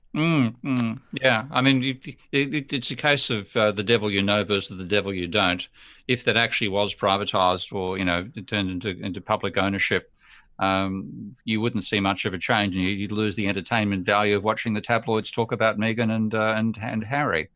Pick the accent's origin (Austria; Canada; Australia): Australia; as an Aussie